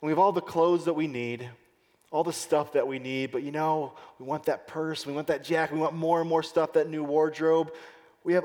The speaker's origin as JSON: {"language": "English", "country": "United States", "said": "It's part of the way we live in America."}